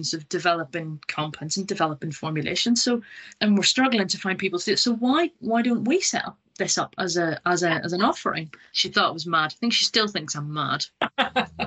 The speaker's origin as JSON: {"language": "English", "region": "Northern Ireland", "country": "United Kingdom", "also_born_or_lived": "Scotland / Nottingham", "moved": "as an adult", "said": "I'm originally from Northern Ireland. I left a long time ago, went to Scotland to do my undergraduate degree, and then went to Nottingham to do a PhD."}